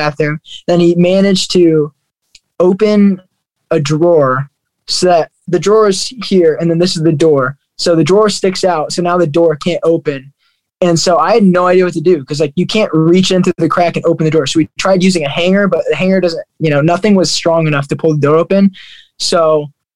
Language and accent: English; Fort Wayne, Indiana, United States; I loved growing up in Fort Wayne, Indiana.